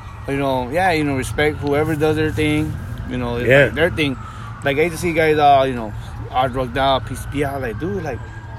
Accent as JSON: {"language": "English", "town": "East Los Angeles", "region": "California", "country": "United States", "tie": "born or raised there", "said": "We grew up more like in between Boyle Heights, East LA, in the corner."}